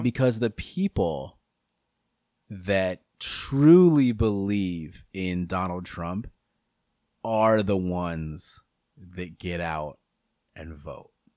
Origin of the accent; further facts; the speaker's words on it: United States; it is our civic duty as American citizens